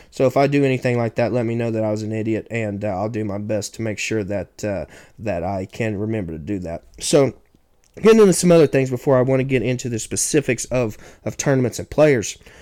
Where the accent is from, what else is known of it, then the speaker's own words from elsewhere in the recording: Oklahoma, United States; my home state of Oklahoma